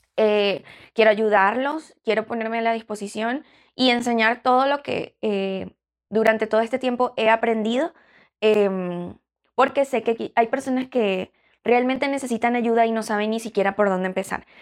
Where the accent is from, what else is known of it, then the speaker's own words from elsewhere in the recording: Venezuela; now in Chicago, United States; en Venezuela, eh, que es de donde yo soy